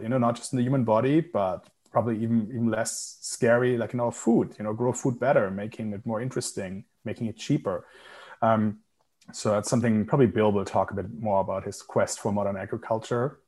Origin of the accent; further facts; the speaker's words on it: Germany; Germany, my home country